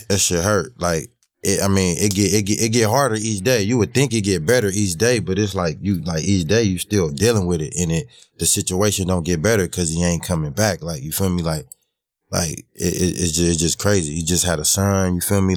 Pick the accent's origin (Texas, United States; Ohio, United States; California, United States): California, United States; Los Angeles; I grew up on Crenshaw Slaughter